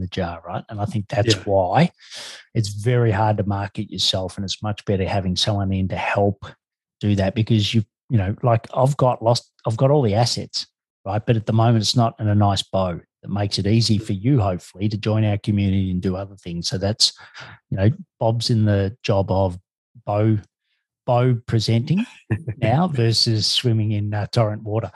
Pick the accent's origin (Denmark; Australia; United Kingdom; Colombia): Australia; I'm an Australian